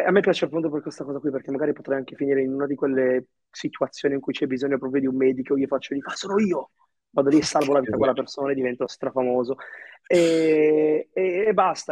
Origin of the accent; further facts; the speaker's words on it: Italy; also born or lived in Egypt; io sono nato in Egitto, all'età tipo di nove mesi circa, non so, io ho imparato a camminare qua in Italia